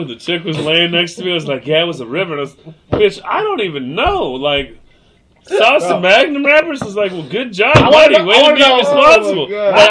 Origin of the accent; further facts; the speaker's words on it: Seattle, Washington, United States; also born or lived in White Center / Burien / Des Moines, Washington; because I'm from the West.